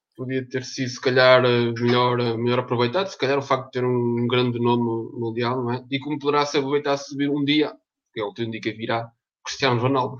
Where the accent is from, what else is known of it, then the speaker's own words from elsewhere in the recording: Norte, Portugal; moved away as an adult; now in Portimão, Portugal; sou nortenho, mas vivo cá já há uns 3 anos.